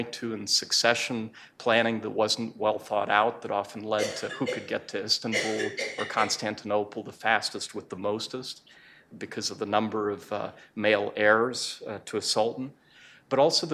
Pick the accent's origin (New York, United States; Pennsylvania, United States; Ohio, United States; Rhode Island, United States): New York, United States; Rochester; moved away; my hometown until recently was Rochester, New York